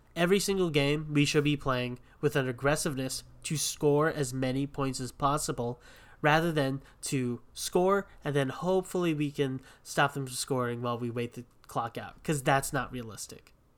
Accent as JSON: {"language": "English", "region": "Hawaii", "country": "United States", "said": "we're both from Hawaii"}